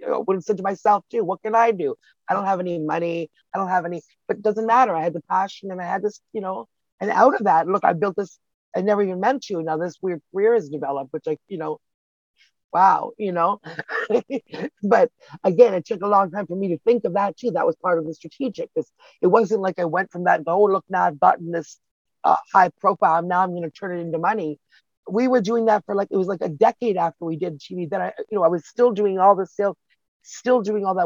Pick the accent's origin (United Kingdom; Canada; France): Canada; I'm a Canadian girl